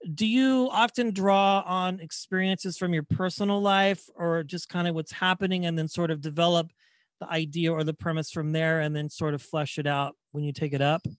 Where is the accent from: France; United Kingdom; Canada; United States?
United States; Wichita, Kansas; now in Bay Area, United States; I grew up in Wichita, Kansas